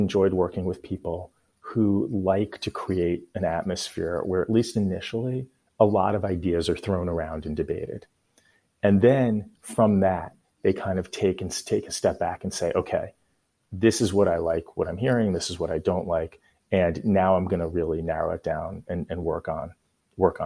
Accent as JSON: {"language": "English", "town": "Boston", "region": "Massachusetts", "country": "United States", "tie": "born or raised there", "moved": "yes", "said": "I spent some time growing up in Boston"}